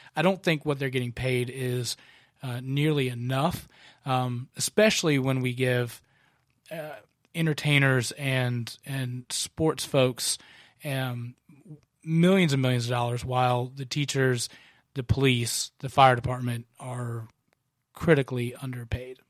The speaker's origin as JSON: {"language": "English", "region": "Kentucky", "country": "United States", "tie": "born or raised there", "moved": "yes", "lives_now": "Concord, United States", "said": "my home state of Kentucky"}